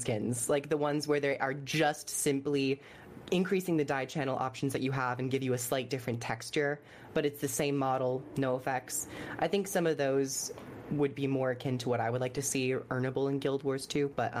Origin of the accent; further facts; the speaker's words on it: United Kingdom; I'm British